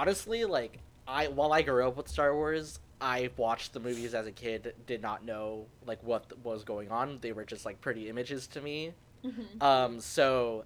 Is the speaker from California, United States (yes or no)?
yes; Anaheim, California, United States; moved away as an adult; now in San Francisco, United States; I grew up in Anaheim